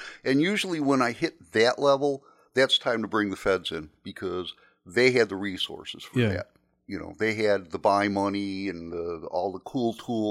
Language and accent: English; Chicago, Illinois, United States; So I was, you know, I was from Chicago.